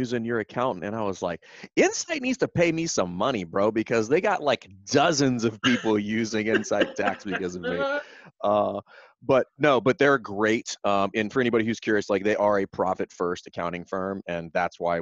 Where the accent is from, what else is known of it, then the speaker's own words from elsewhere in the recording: Louisiana, United States; now in Virginia, United States; I'm from Louisiana